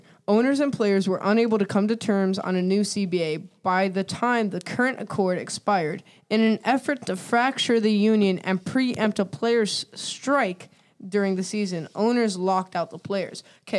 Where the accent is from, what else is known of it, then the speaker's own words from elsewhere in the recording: near Tampa Bay, Florida, United States; I was born near Tampa Bay.